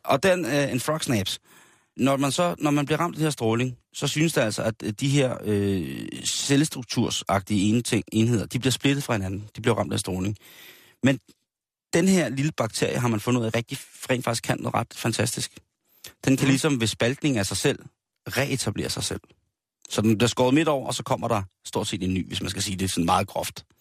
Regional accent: Denmark; sådan som vi er opdraget som danskere i den kristne danske folketro

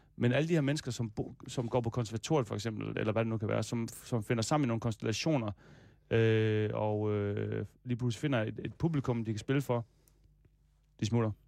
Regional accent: Denmark; also born or lived in Aarhus; jeg er fra Danmark

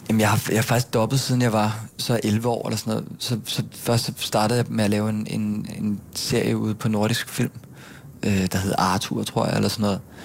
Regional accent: Gilleleje, Capital Region of Denmark, Denmark; moved away as an adult; also born or lived in Bornholm; now in Copenhagen, Denmark; så flyttede vi alle sammen til Gilei oppe i Nordsjælland, øh, hvor jeg så voksede op og gik i folkeskole, og gik på gymnasiet i Helsing

